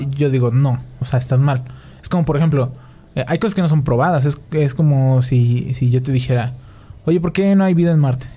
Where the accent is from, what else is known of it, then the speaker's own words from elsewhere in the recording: Mexico; nosotros tenemos como mexicanos